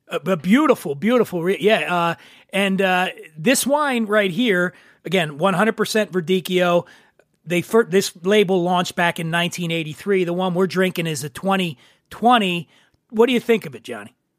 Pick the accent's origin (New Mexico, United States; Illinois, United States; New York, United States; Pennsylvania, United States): Pennsylvania, United States; Philadelphia; I grew up in Philly.